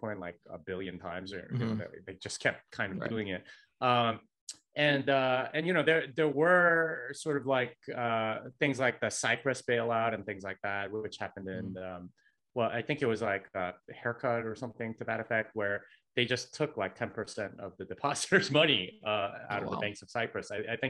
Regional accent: South Korea; South Korea.

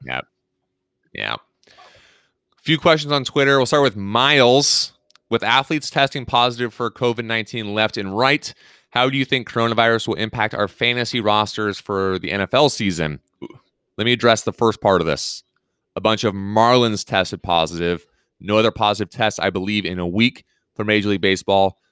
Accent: Pacific Northwest, United States; moved away; growing up in the Pacific Northwest

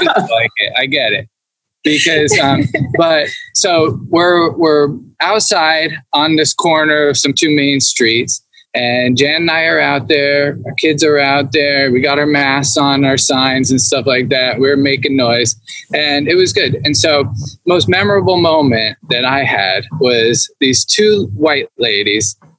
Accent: Wayne, New Jersey, United States; now in California, United States; growing up in New Jersey, I lived in like a white town, a white suburb in New Jersey

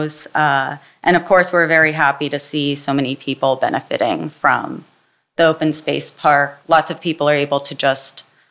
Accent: Jackson, New Jersey, United States; also born or lived in Oberlin, Ohio / Philadelphia, Pennsylvania; I grew up in Jackson, New Jersey

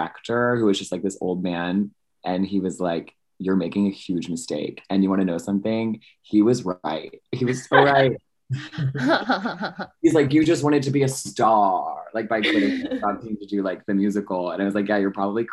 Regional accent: Philadelphia, Pennsylvania, United States; moved away as an adult; also born or lived in North Carolina; So I grew up in Philadelphia where I did like theater and stuff

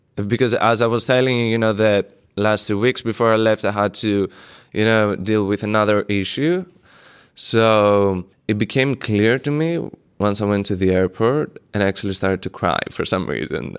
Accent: Greece; moved away; when I was a teenager, I grew up in Greece

